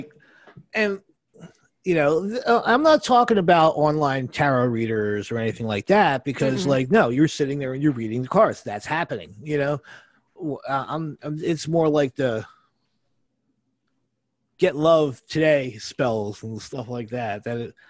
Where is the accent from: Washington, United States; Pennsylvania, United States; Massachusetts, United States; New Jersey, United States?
New Jersey, United States; I'm from New Jersey.